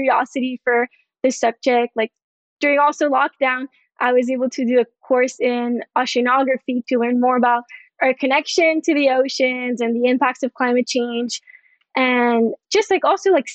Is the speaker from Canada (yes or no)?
yes; Montreal, Quebec, Canada; moved away as an adult; now in Florida, United States; I'm from Montreal, from Canada. I just moved to Florida in November